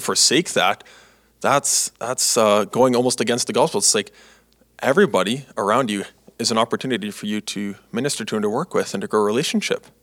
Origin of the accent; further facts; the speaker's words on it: Canada; I've been growing up in Canada here my life when I was younger